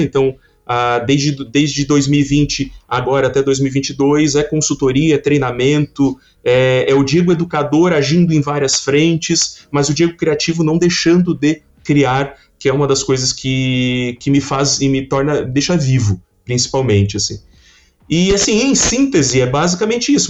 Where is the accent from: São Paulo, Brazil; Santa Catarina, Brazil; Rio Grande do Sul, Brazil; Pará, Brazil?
Santa Catarina, Brazil; Criciúma; eu sou de Criciúma, Santa Catarina